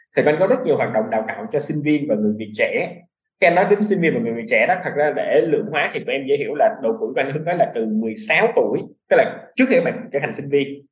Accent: Vietnam; moved away as an adult; also born or lived in United States; mình là người Việt Nam nhưng mình có cái nền tảng về du học

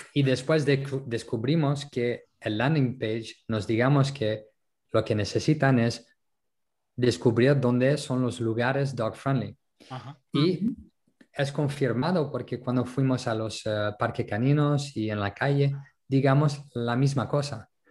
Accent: France; Spanish is a second language; also born or lived in Netherlands / Colombia / Berlin, Germany; now in Málaga, Spain; como francés

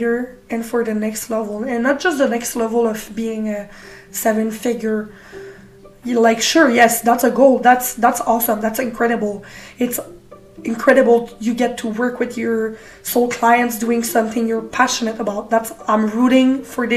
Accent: Canada; I'm from Canada

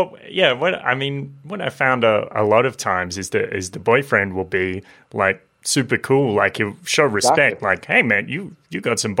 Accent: Maitland, New South Wales, Australia; I grew up in Maitland.

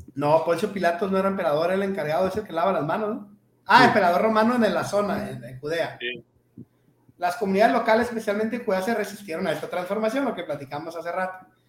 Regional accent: northern Mexico, Mexico; nosotros, como buenos norteños

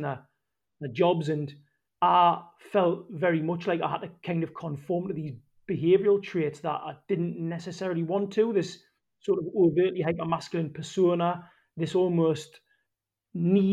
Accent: Gateshead, North East England, United Kingdom; accent: Geordie; moved away as an adult; the accent's the giveaway. Born and raised in Gated. Left there when I was 18

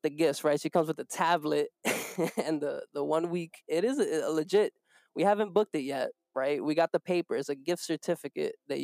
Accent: New York City, New York, United States; we're from New York. You know, we come from the Bronx.

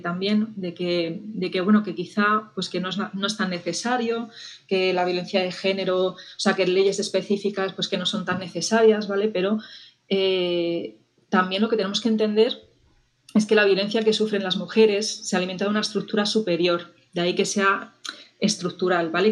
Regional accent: Spain; en mi país

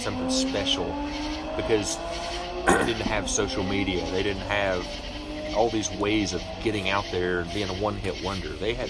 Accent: Johnson City, Tennessee, United States; we're here in East Tennessee, Johnson City, and you know, I grew up here. I've been here all my entire life

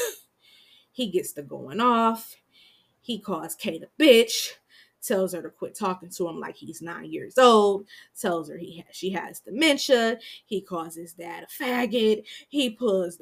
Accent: Michigan, United States; I'm from Michigan

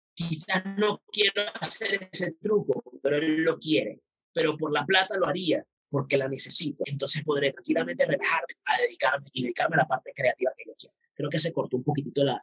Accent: Puerto Ordaz, Bolívar, Venezuela; also born or lived in Maracaibo; Yo soy de Puerto Ordaz, nací en Maracaibo, pero me crié en Puerto Ordaz.

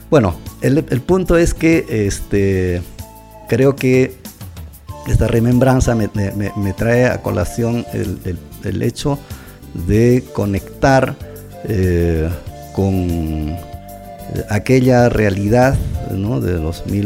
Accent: Curahuasi, Apurímac, Peru; Lo mismo pasa cuando estoy en mi tierra. ¿no? maravilloso. Pero si voy a Lima, tengo ya otras perspectivas mejores, más amplias, ya puedo comparar más, puedo enriquecer tanto a Lima como a Curahuasi.

